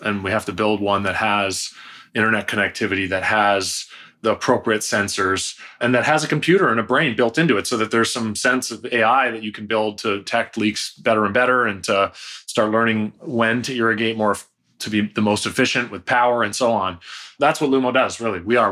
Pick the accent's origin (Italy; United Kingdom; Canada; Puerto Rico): Canada; just outside of Toronto, Ontario; moved away as an adult; now in California, United States; I'm Canadian. I'm from just outside of Toronto. So we have, I grew up there, started the first company there. I only moved to California when I was thirty